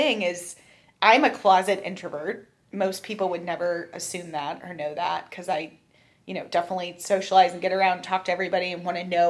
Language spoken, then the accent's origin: English; Cincinnati, Ohio, United States; also born or lived in Toronto, Canada; My family, my husband, we were all born and raised in Cincinnati. I had a small little jaunt to Toronto as part of my life, and my dad got transferred there. So grade 1 through 5, I was in Toronto.